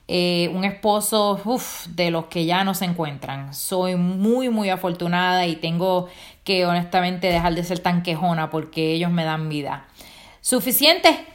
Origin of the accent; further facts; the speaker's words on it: Rincón, Puerto Rico; now in Pennsylvania, United States; yo vengo de mi isla de Puerto Rico